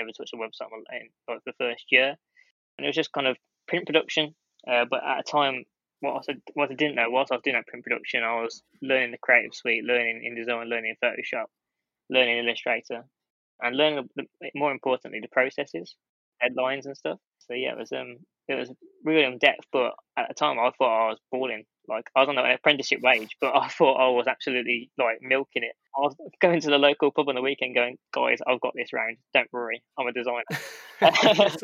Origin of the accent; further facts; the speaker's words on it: Bromsgrove, West Midlands, United Kingdom; my hometown of Bromsgrove